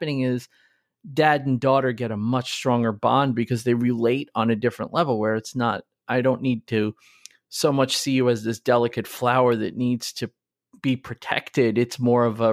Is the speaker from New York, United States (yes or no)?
yes; New York, United States; We were raised obviously in New York